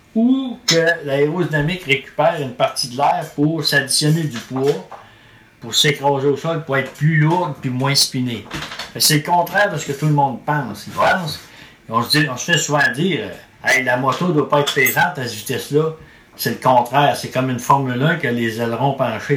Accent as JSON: {"language": "French", "region": "Quebec", "country": "Canada", "said": "chez nous au Québec"}